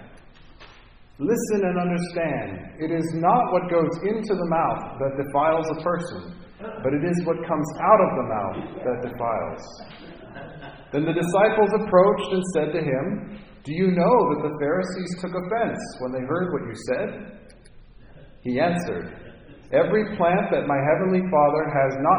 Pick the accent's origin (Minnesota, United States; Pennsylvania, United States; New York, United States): Minnesota, United States; now in Cupertino, United States; Herb Brooks grew up 45 minutes from my hometown. So there's a lot of Minnesota pride